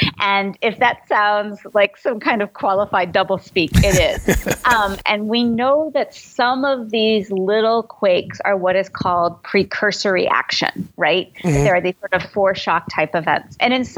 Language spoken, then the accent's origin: English; Midwest, United States; I grew up in the Midwest where, you know, in Tornado Alley